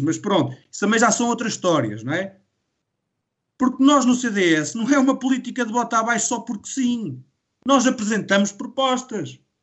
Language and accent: Portuguese; Calvão, Aveiro District, Portugal; Calvão não tem saneamento. A minha terra não tem saneamento